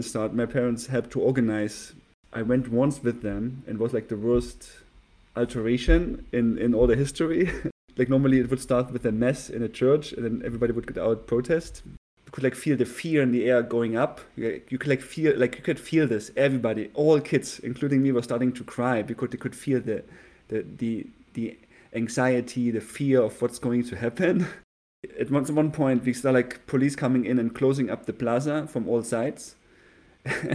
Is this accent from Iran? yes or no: no; Leipzig, Saxony, Germany; was born in Leipzig, East Germany.